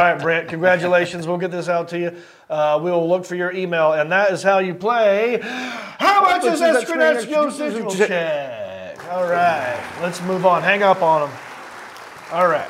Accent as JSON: {"language": "English", "region": "North Carolina", "country": "United States", "said": "I'm from North Carolina"}